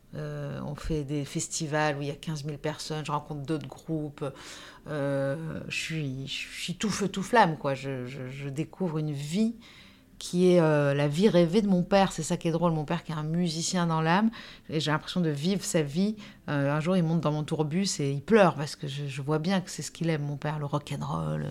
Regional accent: Nice, Provence-Alpes-Côte d'Azur, France; moved away as an adult; also born or lived in Paris; je suis née à Nice, euh, en 78. Donc j'ai 45 ans aujourd'hui. J'ai vécu 22 ans à Nice, 22 ans à Paris

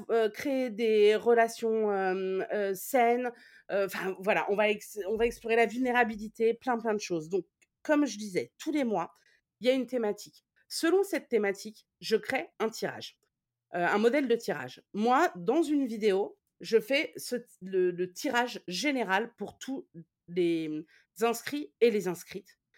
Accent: Toulouse, Occitania, France; Euh, moi, je suis de Toulouse et personne ne tire les cartes à Toulouse.

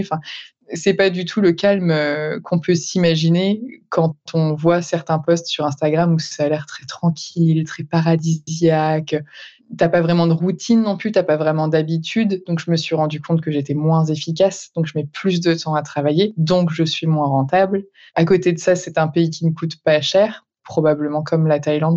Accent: Breton, Brittany, France; je suis bretonne et j'habite principalement en Bretagne

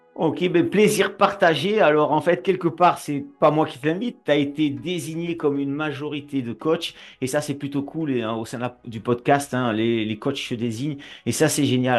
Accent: Nîmes, Occitania, France; accent: southern; tu entends mon accent, et moi, je suis du Sud, et je suis de Nîmes

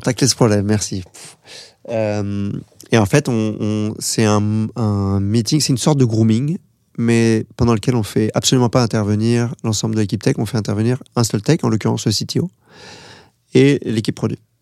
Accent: France; moi, je suis français

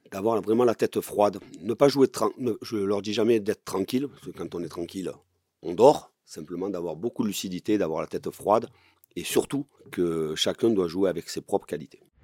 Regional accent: Marseille, Provence-Alpes-Côte d'Azur, France; né à Marseille, que je sois marseillais

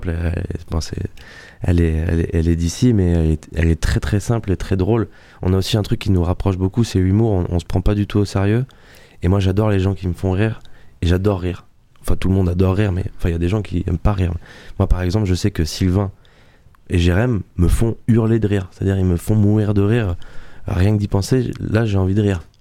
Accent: Nouvelle-Aquitaine, France; la semaine prochaine, on va chez moi en Dordogne, on sera bien

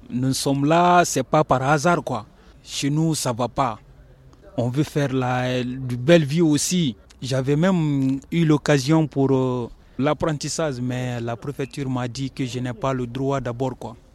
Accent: Guinea; moved away as an adult; also born or lived in Spain; now in Gap, France; je suis guinéen. Ça fait un an de cela, je suis à Gap ici. Je suis demandeur d'asile. Je suis rentré en Espagne, j'ai fait juste un mois là-bas, je suis passé en France ici.

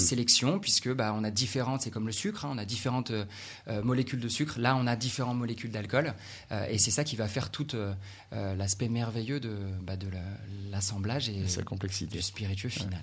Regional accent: Saint-Malo, Brittany, France; moved away; retour euh, dans ma terre natale à Saint-Malo

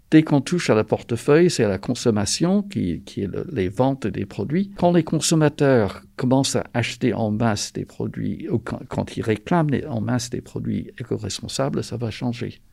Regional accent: North Carolina, United States; moved away as an adult; now in France; je suis français d'origine américaine de la Caroline du Nord. Je travaille en France depuis presque 40 ans

